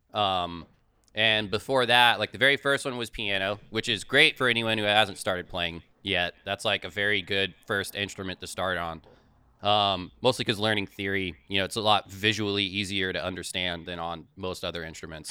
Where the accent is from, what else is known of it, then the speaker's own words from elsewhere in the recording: Manassas, Virginia, United States; I am originally from Northern Virginia